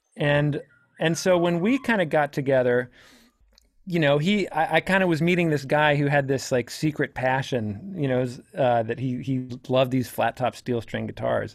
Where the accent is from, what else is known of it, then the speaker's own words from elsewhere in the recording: DC area, Virginia, United States; I'm from Virginia, kinda D C area